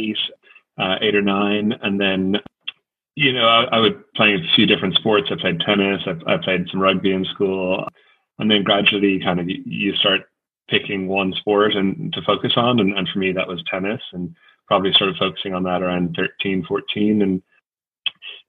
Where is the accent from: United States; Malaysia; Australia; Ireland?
Ireland; growing up in Ireland